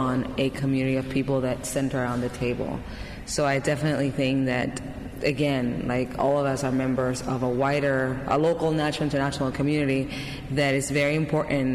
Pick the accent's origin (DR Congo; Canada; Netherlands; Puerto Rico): Puerto Rico; Carolina; I grew up in Puerto Rico in a town called Carolina, which is actually the birthplace of reggaeton.